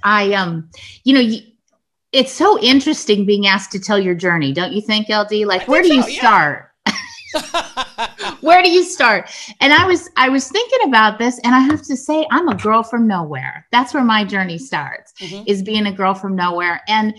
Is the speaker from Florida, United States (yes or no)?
no; California, United States; born there; So I was born to a young 17-year-old unmarried woman. I was born in 1967 in California during the summer of love